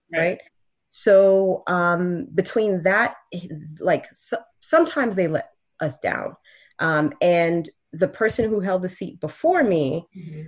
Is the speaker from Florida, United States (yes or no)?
yes; Miami, Florida, United States; also born or lived in Haiti; I was raised in Miami